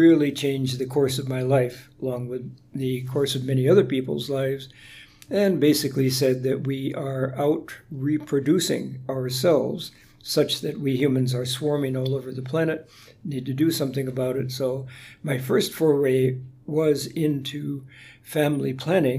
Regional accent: Honolulu, Hawaii, United States; I was born and raised in Honolulu before the age of television

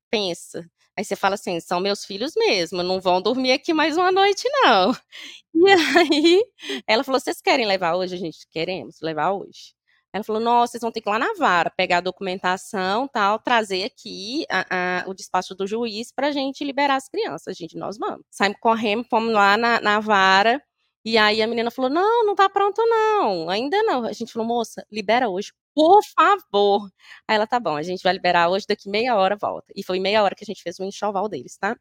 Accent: Governador Valadares, Minas Gerais, Brazil; moved away; nós somos de Valadares

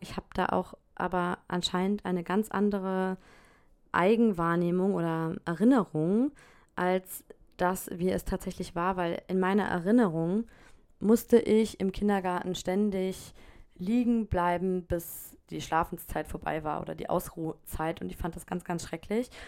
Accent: Germany; now in France; als Deutsche

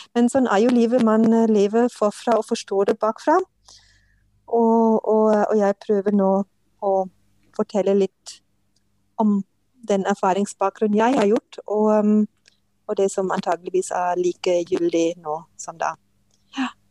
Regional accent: Germany; Norwegian is a second language; moved away as an adult; now in Norway; jeg kommer fra Tyskland og kom til Norge for 35 eh, år siden

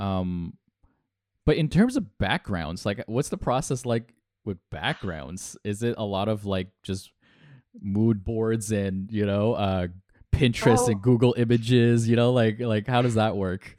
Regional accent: Toronto, Ontario, Canada; we're we're Canadian. We're we're from Toronto.

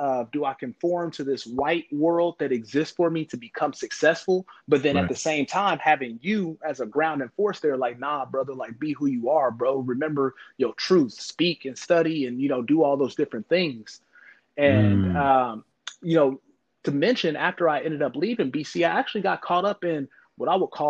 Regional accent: Kansas City, Missouri, United States; moved away; I grew up in the Midwest in Kansas City, Missouri, for those who don't know. But I grew up in Kansas City, Missouri, and it's a different type of environment there. You know, I grew up around my own people

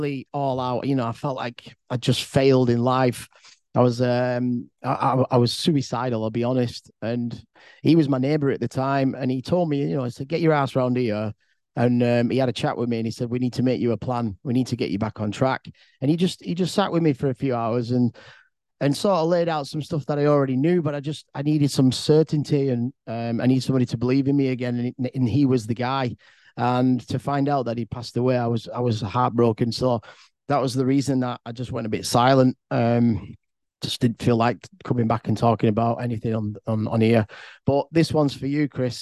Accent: England, United Kingdom; I'm from England

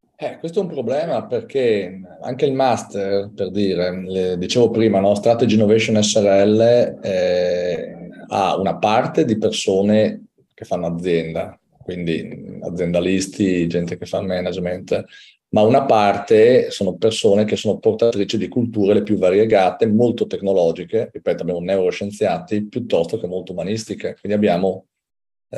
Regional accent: Udine, Friuli-Venezia Giulia, Italy; io sono di Udine

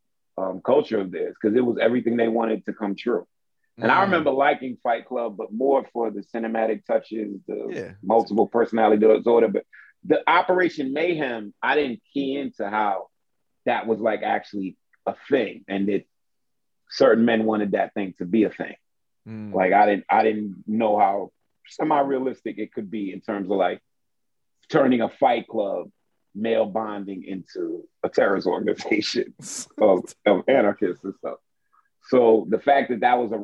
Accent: New York City, New York, United States; I'm a kid from Brooklyn

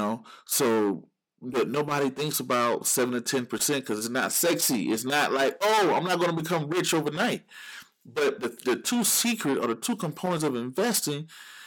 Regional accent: Georgia, United States; Georgia, my home state

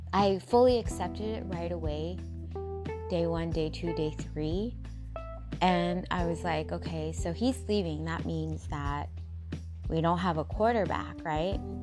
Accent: Seattle, Washington, United States; Paul Allen, who historically is part of my hometown and did so much for the communities in Seattle

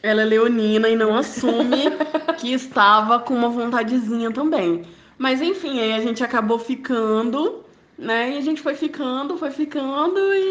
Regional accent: Aracruz, Espírito Santo, Brazil; moved away as an adult; also born or lived in Vitória; now in Vila Velha, Brazil; voltar para minha cidade natal, para casa da minha mãe, lá em Aracruz

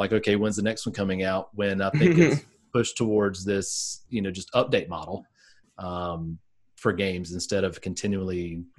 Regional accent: the South, United States; in New England, as opposed to where I grew up in the South, this topic is approached very differently

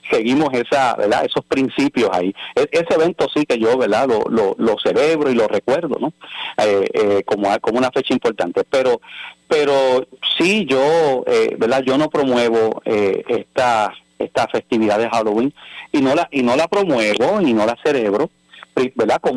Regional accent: Mexico; Bueno, pues si, si yo soy cristiano y soy mexicano, pues podrá ser algo cultural

